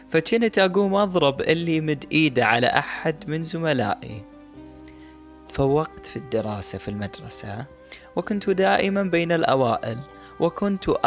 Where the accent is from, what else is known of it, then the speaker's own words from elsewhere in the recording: Mosul, Nineveh, Iraq; moved away; أيتها الموصل مدينتي العزيزة كم تحملين من الذكريات فأنت مركز محافظة نينوى والعريقة